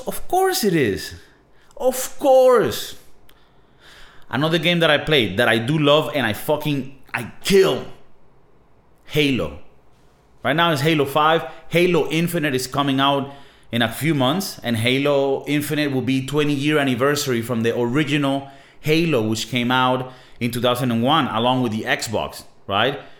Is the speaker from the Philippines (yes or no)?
no; Venezuela; moved away; I'm from Venezuela